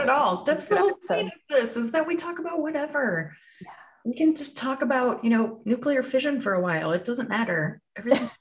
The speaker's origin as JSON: {"language": "English", "region": "Midwest", "country": "United States", "also_born_or_lived": "California", "said": "I'm from the Midwest"}